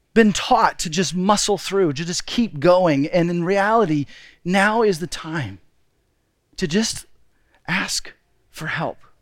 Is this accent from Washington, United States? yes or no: no; Texas, United States; moved away as an adult; also born or lived in Seattle; My wife, Deborah, and I, we grew up in Texas, but right after we got married, two months after we got married, we moved to Seattle